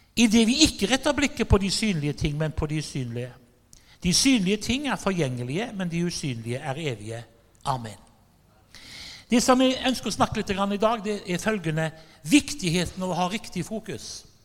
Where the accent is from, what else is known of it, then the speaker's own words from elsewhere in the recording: Haugesund, Rogaland, Norway; Jeg er fra Haugesund